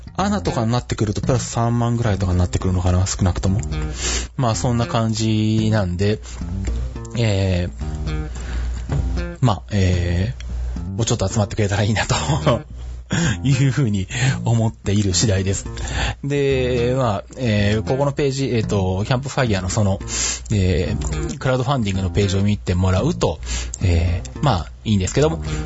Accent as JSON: {"language": "Japanese", "region": "Shizuoka", "country": "Japan", "tie": "born or raised there", "said": "地元の静岡の北村で修理受付できる"}